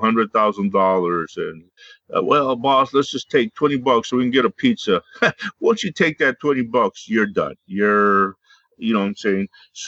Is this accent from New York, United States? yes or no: no; Hebbronville, Texas, United States; moved away as an adult; also born or lived in Laredo, Texas; I grew up in South Texas, a small town, Hebronville, Texas. Some of y'all from San Antonio know where it is. It's known for a lot of deer country down there.